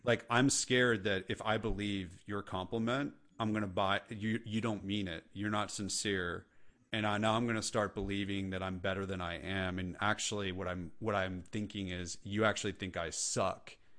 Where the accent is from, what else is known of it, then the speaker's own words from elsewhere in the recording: California, United States; now in the South, United States; I live in the South and I'm from California